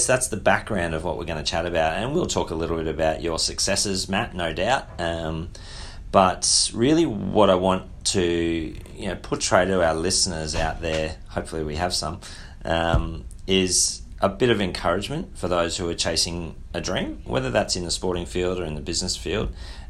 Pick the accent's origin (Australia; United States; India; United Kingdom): Australia; Or, you know, growing up in Australia, we're so blessed, aren't we?